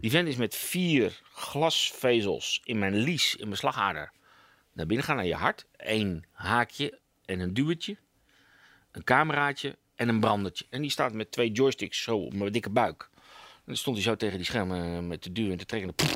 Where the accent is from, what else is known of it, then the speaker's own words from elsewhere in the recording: Amsterdam, North Holland, Netherlands; Ik kom uit Amsterdam. Dus hard eh, op de tong